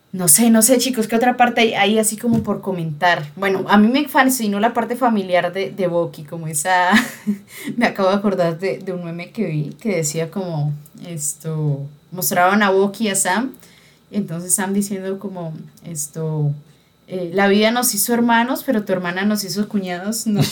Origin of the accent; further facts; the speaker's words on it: Colombia; uno criado en una sociedad machista como la colombiana